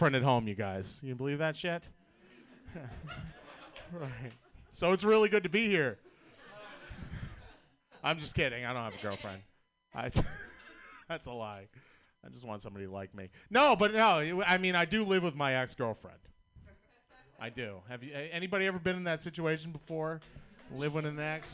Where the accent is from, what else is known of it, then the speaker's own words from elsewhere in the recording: Boston, Massachusetts, United States; accent: Boston; I'm from Boston, Massachusetts. You know how fucking hard it is to have a Boston accent in 2020 America